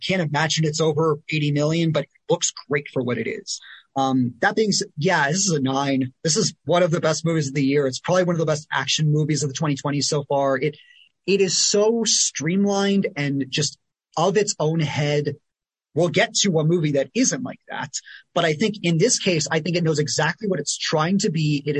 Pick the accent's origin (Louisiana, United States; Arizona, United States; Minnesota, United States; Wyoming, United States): Arizona, United States; Can you tell we're from Arizona?